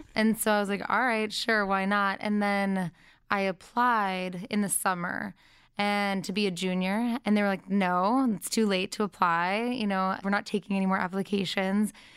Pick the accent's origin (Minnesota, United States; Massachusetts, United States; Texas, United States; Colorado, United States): Massachusetts, United States; Brookline; moved away; also born or lived in Boston, Massachusetts; she raised me and my brother in Brookline, and I went to public school up until my last two years of high school